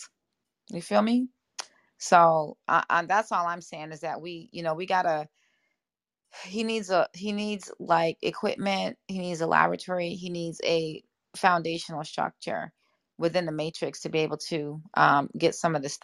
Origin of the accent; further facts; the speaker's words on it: Jamaica; I'm Jamaican as well.